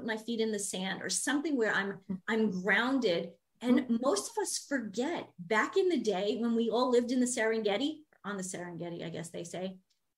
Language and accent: English; New York, United States; moved away as an adult; now in Minnesota, United States; I'm from the East Coast originally. I'm from New York.